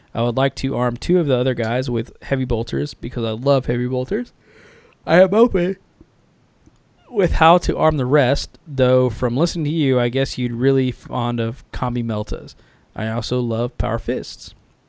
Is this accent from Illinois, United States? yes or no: yes; Champaign, Illinois, United States; Random personal fact, I grew up in Champaign, Urbana. So it's fun hearing you talk about Central Indiana.